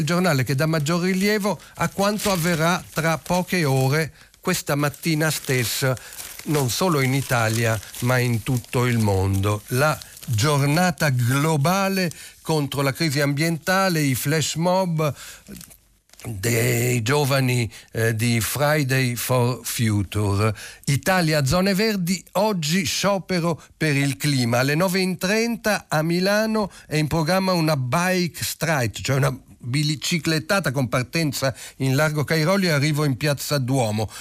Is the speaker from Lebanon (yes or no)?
yes; Lebanon; now in Italy; apprezzi un richiamo al mio paese natale, anche se è un richiamo addolorato sulla prima pagina del manifesto, povero Libano